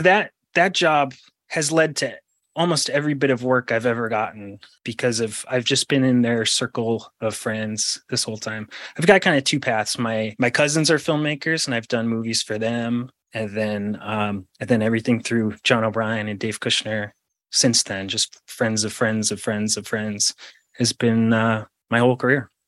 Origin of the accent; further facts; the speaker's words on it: Rhode Island, United States; I grew up in Rhode Island